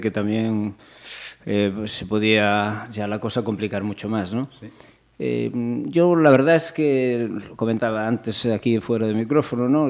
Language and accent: Spanish; Caldas de Reis, Galicia, Spain; en el Caldas, en el, en el club de mi pueblo